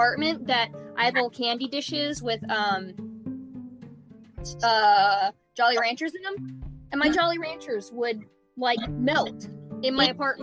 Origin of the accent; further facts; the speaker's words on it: Texas, United States; now in Virginia, United States; I'm from Texas